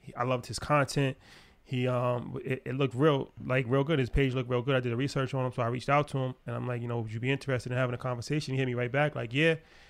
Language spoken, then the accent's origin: English; United States; And that would make sense because we're from America, yeah.